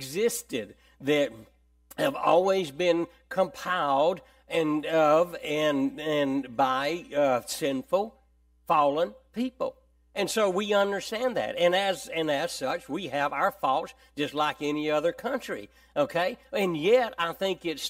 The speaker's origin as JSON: {"language": "English", "country": "United States", "said": "I'm an American"}